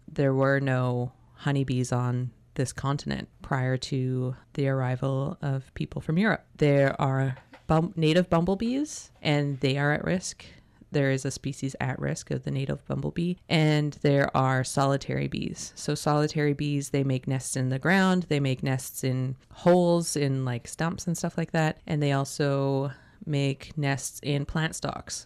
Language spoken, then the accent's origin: English; North Vancouver, British Columbia, Canada; now in Tsartlip, Canada; when I was growing up in Chmulchtstin, which is Capilano Reserve in North Vancouver